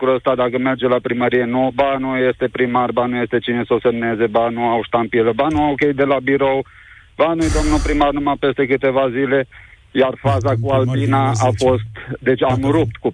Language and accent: Romanian; Vașcău, Bihor County, Romania; a fost la noi în oraș, în Vașcău, județul Bihor.